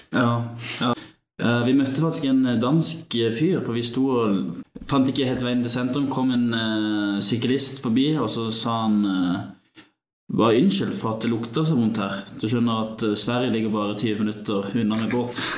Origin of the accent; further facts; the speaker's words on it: Kristiansand, Agder, Norway; jeg er fra Kristiansand, så jeg ligger ganske nærme Danmark